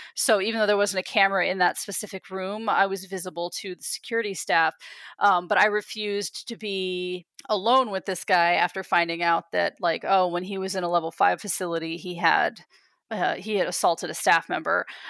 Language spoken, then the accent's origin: English; East Coast, United States; moved away; they knew that I was from the East Coast